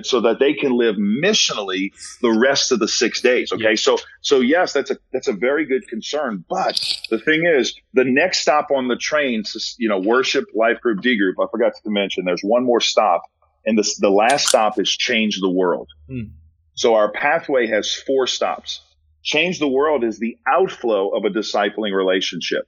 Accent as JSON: {"language": "English", "town": "New Orleans", "region": "Louisiana", "country": "United States", "said": "I'm from New Orleans"}